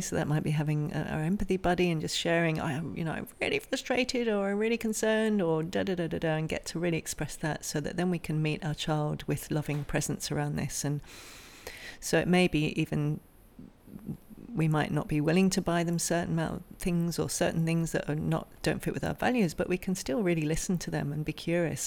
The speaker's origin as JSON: {"language": "English", "region": "England", "country": "United Kingdom", "moved": "yes", "lives_now": "Australia", "said": "I'm from England originally, so in the Northern Hemisphere, very different from where we are now in Australia"}